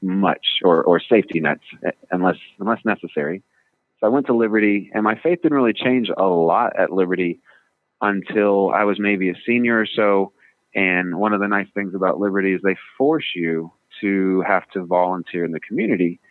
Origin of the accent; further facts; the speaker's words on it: Midland, Texas, United States; also born or lived in California / Washington; now in Virginia, United States; I grew up in Midland, Texas